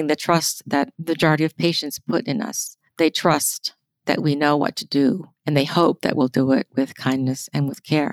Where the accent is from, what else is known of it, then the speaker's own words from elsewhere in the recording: United States; we as American nurses